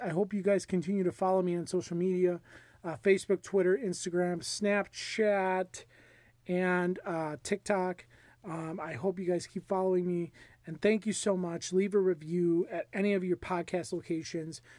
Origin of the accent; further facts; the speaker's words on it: United States; as an American